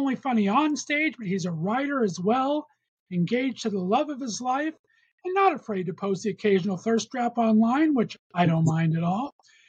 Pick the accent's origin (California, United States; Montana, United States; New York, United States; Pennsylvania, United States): California, United States; West Covina; I grew up in West Covina, California. So I'm a little bit of east of LA, not too far.